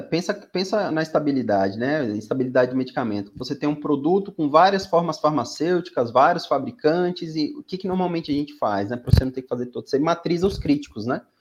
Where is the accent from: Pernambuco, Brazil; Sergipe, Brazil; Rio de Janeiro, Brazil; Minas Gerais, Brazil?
Sergipe, Brazil; Aracaju; moved away as an adult; also born or lived in São Paulo; sou nordestino, natural de Aracaju, no Sergipe